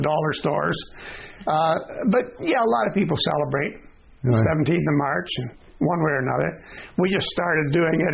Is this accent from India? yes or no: no; Canada; from Canada